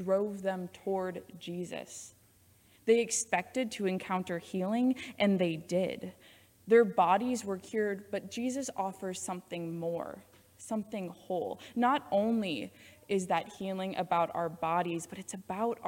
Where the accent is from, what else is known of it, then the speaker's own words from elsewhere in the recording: Iowa, United States; now in Loveland, United States; I was born and raised in Iowa